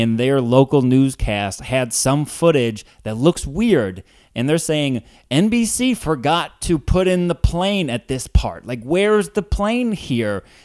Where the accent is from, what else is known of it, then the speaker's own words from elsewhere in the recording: Columbia, Missouri, United States; also born or lived in Ferguson, Missouri / Saint Louis, Missouri; now in Chicago, United States; grew up in Columbia, where Mizzou is